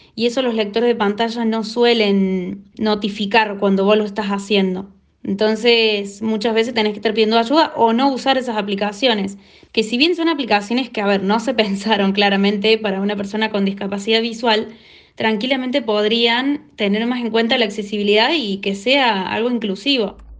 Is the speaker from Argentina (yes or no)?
yes; Córdoba, Argentina; soy de Córdoba, Argentina